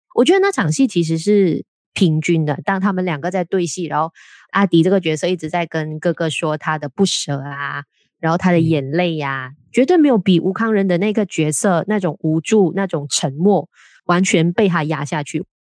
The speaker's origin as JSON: {"language": "Chinese", "country": "Malaysia", "said": "我们身为马来西亚人"}